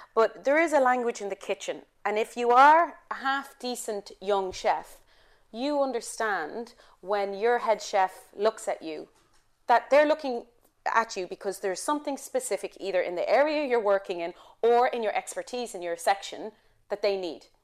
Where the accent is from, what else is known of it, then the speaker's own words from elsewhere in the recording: Ireland; moved away; I'm Irish